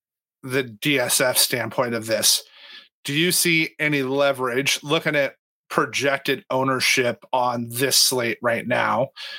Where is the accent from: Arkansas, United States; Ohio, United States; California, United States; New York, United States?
California, United States; So I grew up in California